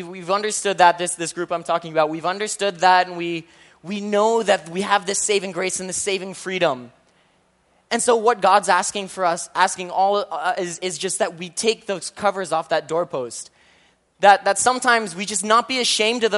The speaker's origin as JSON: {"language": "English", "country": "Philippines", "said": "I'm Filipino"}